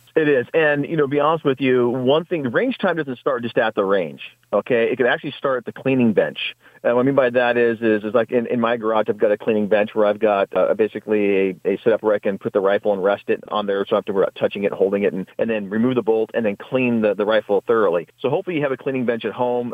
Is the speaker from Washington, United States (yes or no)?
yes; Washington, United States; Washington, uh, my home state